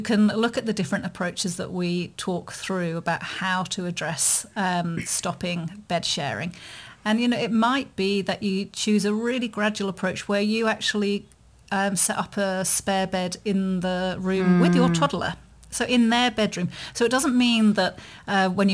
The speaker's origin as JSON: {"language": "English", "country": "United Kingdom", "said": "being British"}